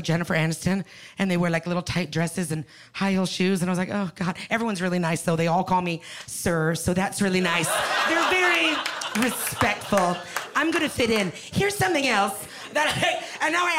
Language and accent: English; Canada; moved away as an adult; now in Los Angeles, United States; I'm a Canadian girl. I just moved